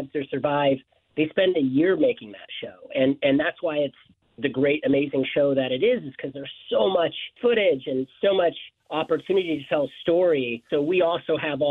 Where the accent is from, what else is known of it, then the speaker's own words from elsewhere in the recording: Detroit, Michigan, United States; growing up in Detroit